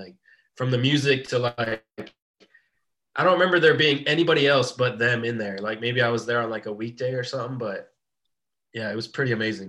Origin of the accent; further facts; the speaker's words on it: Tampa, Florida, United States; born and raised in Tampa.